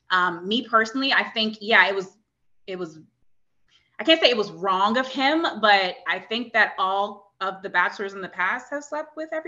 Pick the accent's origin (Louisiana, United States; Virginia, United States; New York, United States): Virginia, United States; Virginia Beach; we were mm-hmm. both from Virginia Beach.